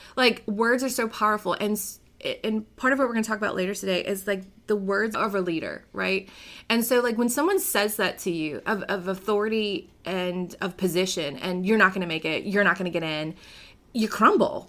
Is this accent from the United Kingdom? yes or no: no; New Orleans, Louisiana, United States; now in Baton Rouge, United States; I was born and raised in New Orleans, Louisiana